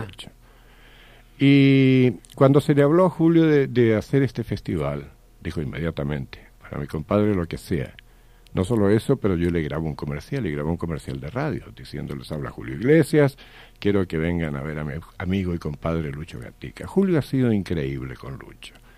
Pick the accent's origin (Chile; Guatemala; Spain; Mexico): Chile; moved away; also born or lived in United States; fuimos compañeros de colegio en Chile